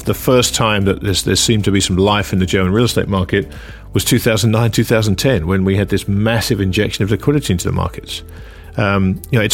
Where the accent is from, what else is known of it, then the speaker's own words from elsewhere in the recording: England, United Kingdom; As an Englishman